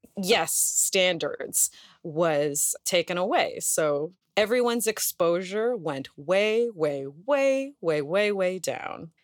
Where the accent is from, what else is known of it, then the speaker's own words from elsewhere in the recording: Canada; we're Canadian